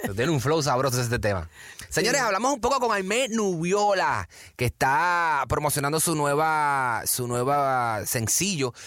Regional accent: Puerto Rico; yo soy boricua

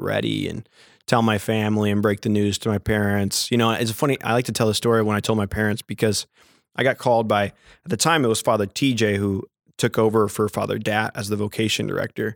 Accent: Lake Jackson, Texas, United States; I was born and raised Catholic in Lake Jackson, Texas

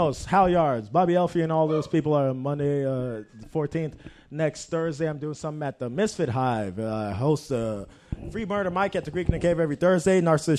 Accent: Jamaica; we're Jamaican

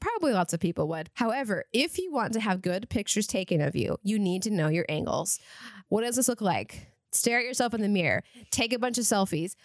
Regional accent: Eastern Washington, United States; moved away; I grew up in Eastern Washington

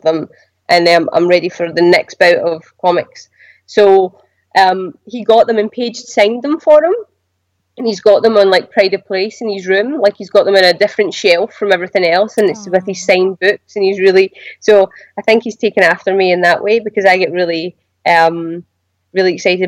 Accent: Glasgow, Scotland, United Kingdom; moved away; I'm from Glasgow.

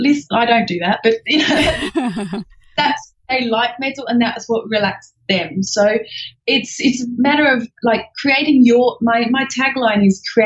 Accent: England, United Kingdom; accent: Australian; now in Australia; I'm actually English, so that's the undertone that you can hear underneath my Australian accent.

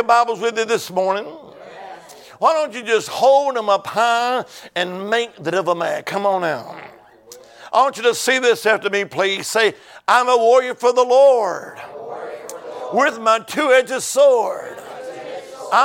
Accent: Alabama, United States; now in Virginia, United States; originally, I'm from the Holy Land. I am. Amen. Alabama

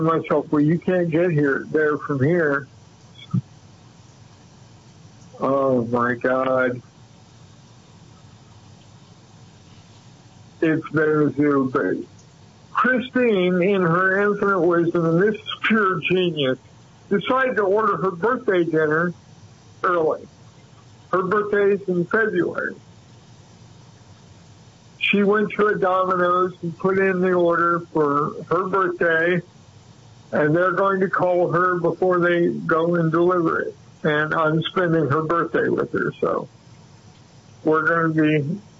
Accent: Muncie, Indiana, United States; now in San Diego, United States; When I was growing up in Muncie, Indiana

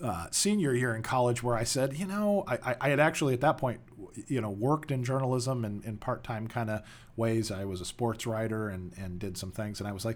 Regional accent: California, United States; also born or lived in Joliet, Illinois; I was born in the Chicagoland area in Joliet, Illinois, not in the prison, but near the prison. And when I was about 10 years old, my family moved to Southern California, where I did most of my growing up.

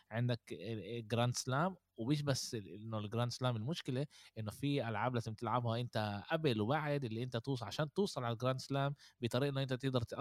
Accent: Spain; انا عشر سنين كبرت باسبانيا ولعبت هناك اغلب الوقت

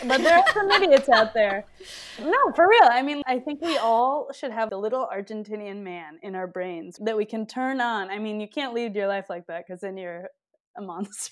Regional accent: Milwaukee, Wisconsin, United States; I grew up in Milwaukee, Wisconsin

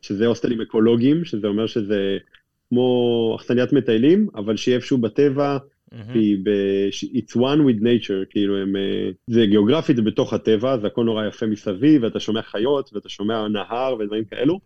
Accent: Israel; אנחנו מגיעים מישראל

